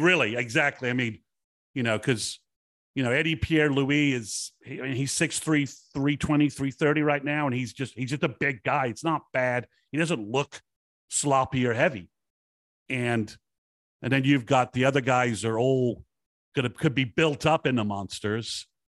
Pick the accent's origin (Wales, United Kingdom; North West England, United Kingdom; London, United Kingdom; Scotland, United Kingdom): Wales, United Kingdom; also born or lived in England; now in United States; in my youth living in Wales